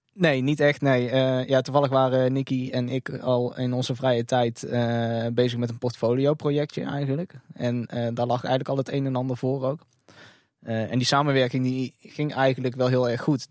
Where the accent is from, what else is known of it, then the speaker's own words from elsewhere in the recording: North Brabant, Netherlands; als Brabander in hart en nieren